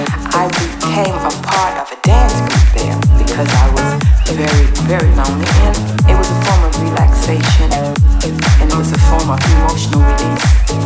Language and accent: English; Illinois, United States; since I was from Illinois anyway